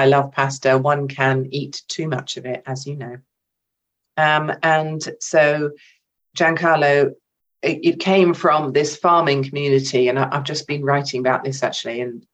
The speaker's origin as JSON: {"language": "English", "region": "England", "country": "United Kingdom", "said": "an English woman, an English artist"}